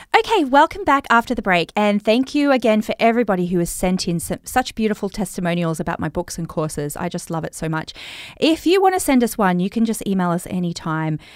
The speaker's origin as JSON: {"language": "English", "country": "Australia", "accent": "Australian", "said": "my Australian accent"}